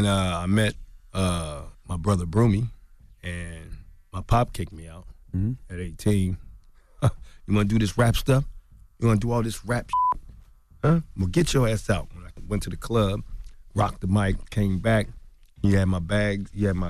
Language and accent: English; Philadelphia, Pennsylvania, United States; You know, because growing up in Philly, we have a different thing.